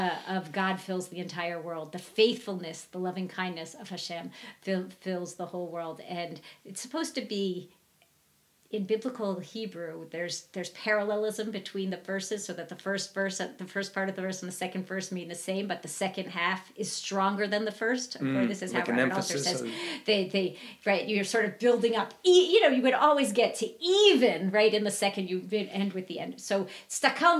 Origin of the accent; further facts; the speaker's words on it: Virginia, United States; moved away; I'm from Virginia